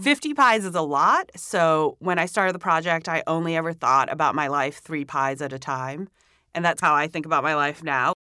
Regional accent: Hong Kong; moved away as an adult; also born or lived in Singapore / Savannah, Georgia, United States; now in New York City, United States; I was born in Singapore, but I grew up in Hong Kong

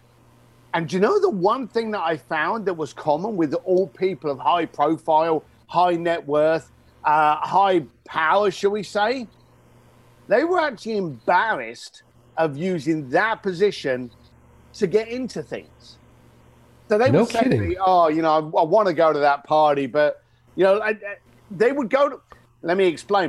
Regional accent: London, United Kingdom; growing up in East London, the son of a bricklayer

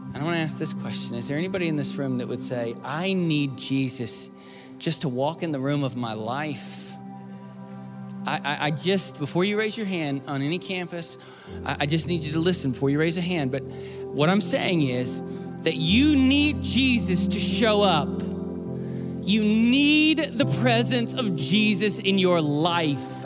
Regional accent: the South, United States; I grew up in the South

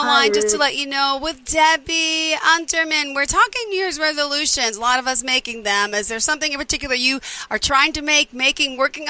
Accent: Long Island, New York, United States; We're in Long Island. I'm from Long Island.

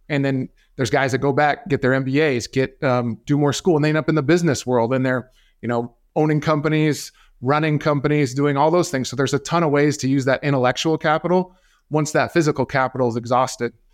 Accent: Arizona, United States; also born or lived in Seattle; here in my home state of Arizona

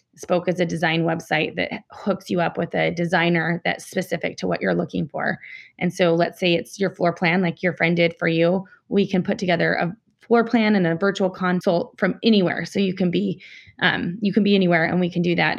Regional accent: Salt Lake City, Utah, United States; I'm from Salt Lake City

